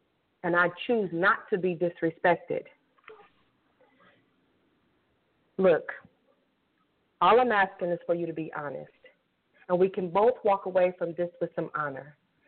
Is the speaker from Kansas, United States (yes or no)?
yes; Kansas City, Kansas, United States; Okay, so I am originally from Kansas City, Kansas. I know a lot of y'all out there think I'm from Chicago or Las Vegas or California, but I am from Kansas City, Kansas, and I am proud of that.